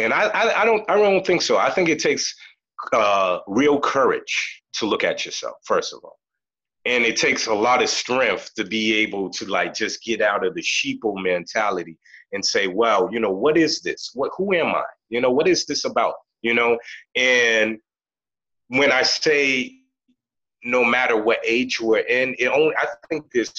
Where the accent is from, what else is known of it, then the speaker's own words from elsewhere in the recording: Boston, Massachusetts, United States; I grew up in Boston, in a city called Roxbury, right?